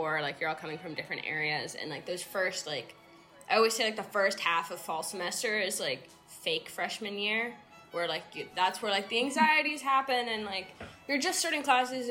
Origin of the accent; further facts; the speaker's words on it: San Francisco, California, United States; moved away as an adult; now in Somerville, United States; I am from San Francisco, but I'm currently living in Somerville